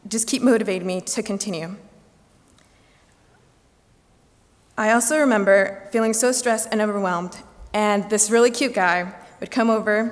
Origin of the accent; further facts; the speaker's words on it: Grand Rapids, Michigan, United States; moved away as an adult; my hometown is in red. So it's only about an hour and 15 minute drive